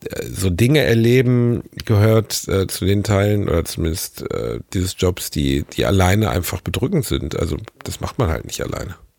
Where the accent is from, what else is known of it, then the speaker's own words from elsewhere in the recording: North Rhine-Westphalia, Germany; ich bin Ostwestfale